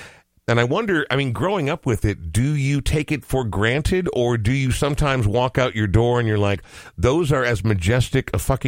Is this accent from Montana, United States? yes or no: yes; Montana, United States; So growing up in Montana, you know, I have friends who now call Montana home